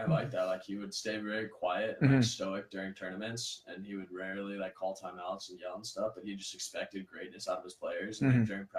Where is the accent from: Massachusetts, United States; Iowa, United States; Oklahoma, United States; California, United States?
California, United States; San Clemente; San Clemente.